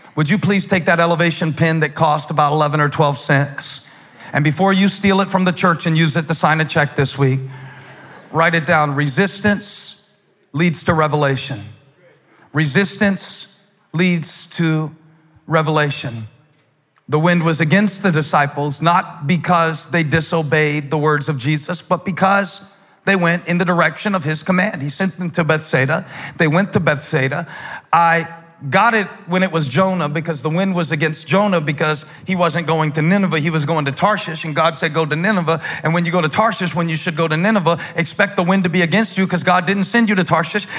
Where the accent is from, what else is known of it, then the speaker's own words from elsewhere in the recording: the South, United States; accent: southern; If I got a little too southern